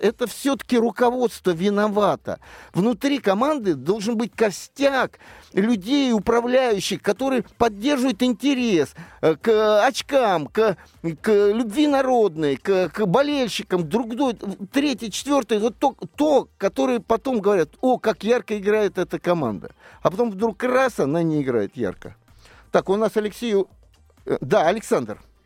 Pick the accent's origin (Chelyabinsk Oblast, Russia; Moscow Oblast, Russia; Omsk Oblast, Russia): Moscow Oblast, Russia; Я из Подмосковья